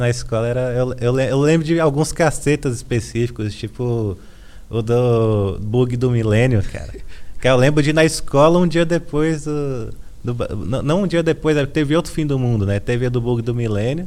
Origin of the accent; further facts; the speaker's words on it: Valparaíso de Goiás, Brazil; moved away as an adult; also born or lived in Brasília; now in São Paulo, Brazil; Sim, cresci lá, assim, na real não é Brasília, né? Eu sempre gosto de destacar isso. É ao paraíso de Goiás.